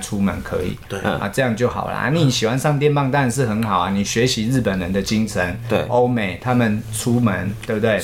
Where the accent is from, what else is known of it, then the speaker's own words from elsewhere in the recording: Taiwan; 我自己也身为台湾人